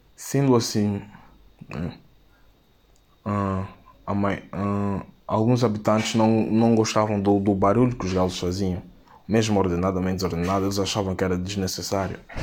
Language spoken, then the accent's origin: Portuguese; São Tomé & Príncipe; tenho 18 anos e sou de São Tomé e Príncipe